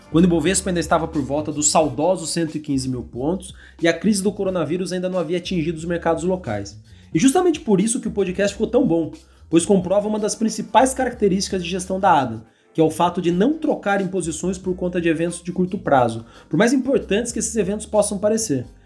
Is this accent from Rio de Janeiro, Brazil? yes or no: yes; Rio de Janeiro, Brazil; born there; Nasci no Rio de Janeiro, vocês podem imaginar, eu sou talvez conhecido no mercado pela, pelo amor ao Rio de Janeiro